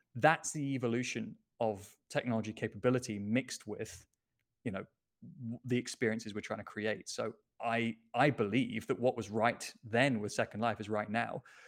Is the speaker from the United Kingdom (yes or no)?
yes; United Kingdom; now in Lisbon, Portugal; I'm British